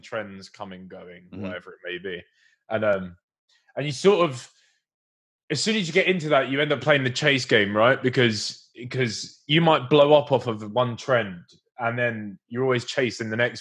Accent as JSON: {"language": "English", "area": "Essex", "region": "East of England", "country": "United Kingdom", "said": "from Essex"}